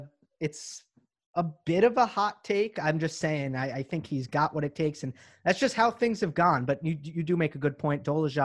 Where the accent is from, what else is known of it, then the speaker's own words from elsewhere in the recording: near Ossining, New York, United States; I grew up in Obi Toppin's, right, basically next door to Obi Toppin. Mm-hmm. He was a couple towns over. My high school team played his high school team, Ossining, twice every year.